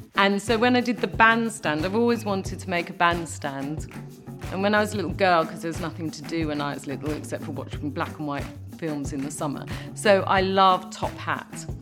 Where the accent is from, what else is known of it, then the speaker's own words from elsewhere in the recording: London, United Kingdom; I'm a Londoner, I've come from London all my life.